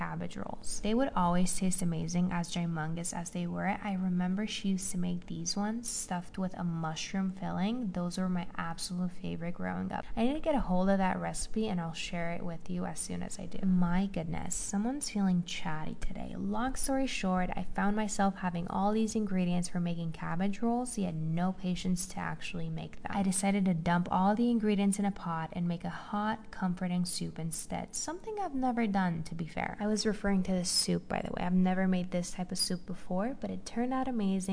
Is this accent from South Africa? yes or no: no; Romania; moved away as an adult; now in United States; I grew up in Romania. I'm half Romanian, half Hungarian, and I moved to the US 6 months ago.